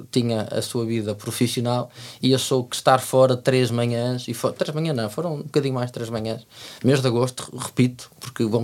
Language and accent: Portuguese; Algarve, Portugal; eu sou do Algarve.